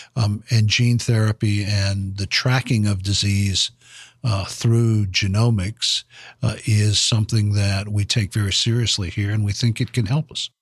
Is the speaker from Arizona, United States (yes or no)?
no; Fayetteville, North Carolina, United States; now in Washington, United States; my hometown in Fayetteville, North Carolina